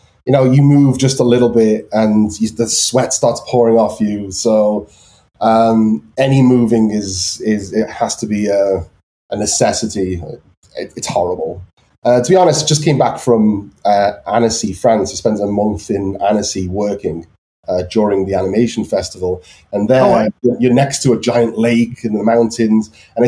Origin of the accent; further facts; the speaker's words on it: Wales, United Kingdom; also born or lived in Israel / Liverpool; I was basically brought up Welsh.